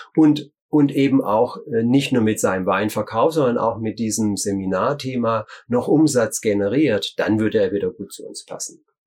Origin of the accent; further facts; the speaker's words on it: Germany; bei uns in Deutschland